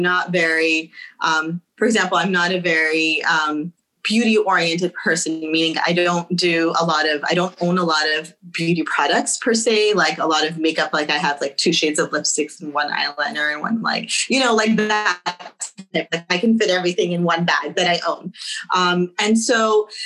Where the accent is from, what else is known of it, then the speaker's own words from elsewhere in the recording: United States; Second generation Muslims, we have to look a little bit further and say, okay, we're here, we're American now